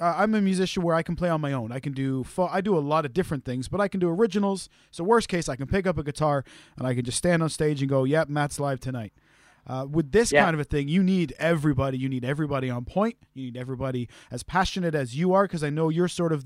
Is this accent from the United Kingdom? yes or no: no; Canada; being a Canadian musician myself